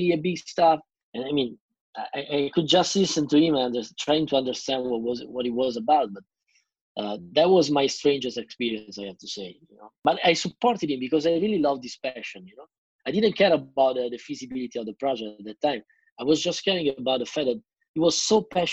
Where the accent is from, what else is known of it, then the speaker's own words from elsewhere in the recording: Milan, Lombardy, Italy; also born or lived in Boston / Riga, Latvia; I was born in Milano and I grew up here.